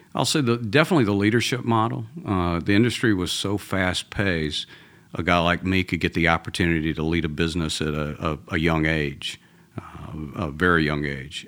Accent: Atlanta, Georgia, United States; accent: Georgia; now in Texas, United States; I'm originally from Atlanta, from, uh, a, a Southern boy. So even though I live in Texas now, this is a Georgia accent

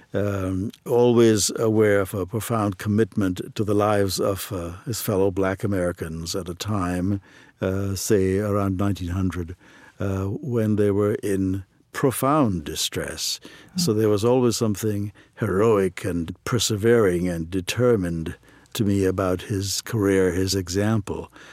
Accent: Trinidad & Tobago; moved away as an adult; also born or lived in Ohio; now in United States; I grew up in Trinidad and Tobago

